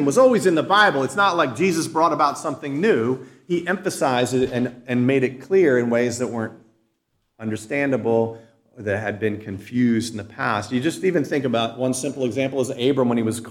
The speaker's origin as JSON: {"language": "English", "country": "United States", "tie": "born or raised there", "said": "a citizen born and raised in the United States of America"}